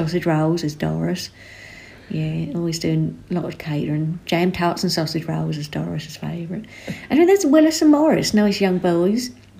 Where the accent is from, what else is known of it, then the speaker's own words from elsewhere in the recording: West Suffolk, East of England, United Kingdom; he knew instantly that I was from West Suffolk